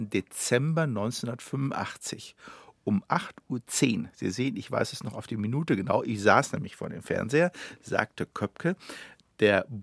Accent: Germany; Aber es waren Amerikaner und Russen. Ich war Deutscher.

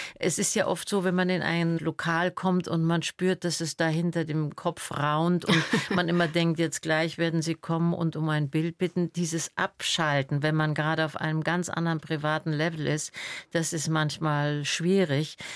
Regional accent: Berlin, Germany; also born or lived in Salzburg / Attersee / Munich / Rückersdorf; Ich bin ja dann in der Schulzeit in Berlin aufgewachsen

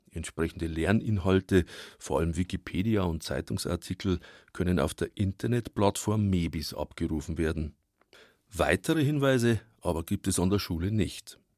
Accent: Altötting, Bavaria, Germany; moved away; Ich mag meine alte Heimatstadt Altötting

